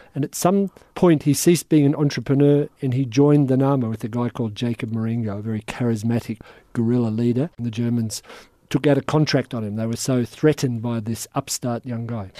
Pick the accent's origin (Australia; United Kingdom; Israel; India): Australia; as an Australian